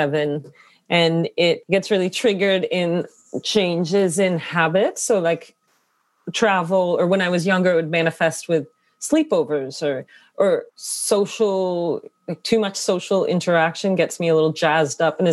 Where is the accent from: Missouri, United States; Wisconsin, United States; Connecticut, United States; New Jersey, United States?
Connecticut, United States; my own experience growing up in Connecticut.